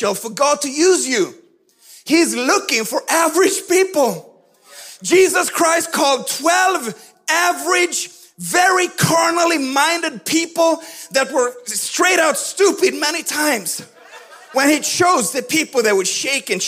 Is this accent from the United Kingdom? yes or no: no; Sweden; moved away; I grew up in Swedish Pentecostal church